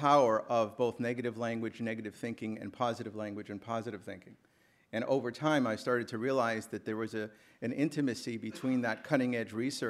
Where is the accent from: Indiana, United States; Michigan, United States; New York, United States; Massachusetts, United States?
Massachusetts, United States; Boston; also born or lived in Brookline, Massachusetts; now in Washington, United States; I grew up in Boston. My family has been here for about 100 years. Now, of course, I'm in Washington in exile from New England.